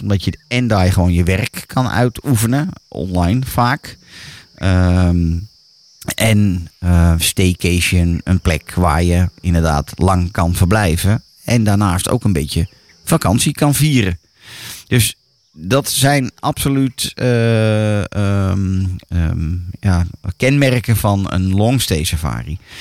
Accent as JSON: {"language": "Dutch", "country": "Netherlands", "said": "voor ons als Nederlander"}